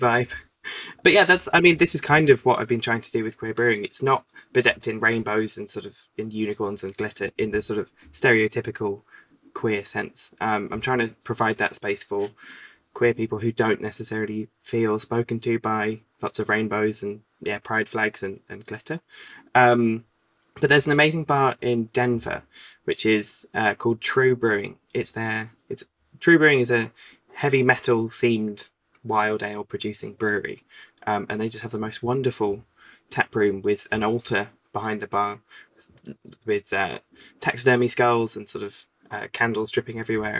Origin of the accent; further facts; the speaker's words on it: Cheltenham, South West England, United Kingdom; my hometown of Cheltenham